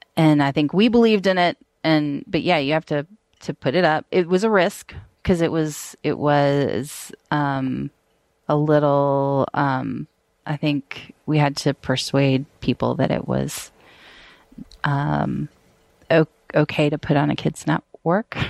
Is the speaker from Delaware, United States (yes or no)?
no; Atlanta, Georgia, United States; I'm from Atlanta, but I, um, my family is pretty, pretty Southern.